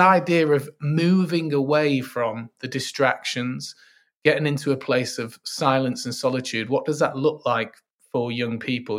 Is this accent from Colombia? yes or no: no; Manchester, North West England, United Kingdom; I'm from Manchester, sunny Manchester, uh, although we mainly just have rain